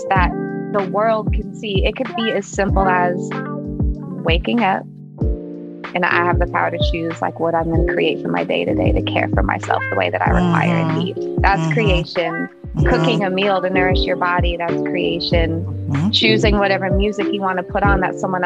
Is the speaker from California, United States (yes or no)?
yes; Oakland, California, United States; also born or lived in Berkeley; I'm from Oakland, born and raised. Technically, I was born in Berkeley, Alta Bates. But I was raised in Oakland my whole life.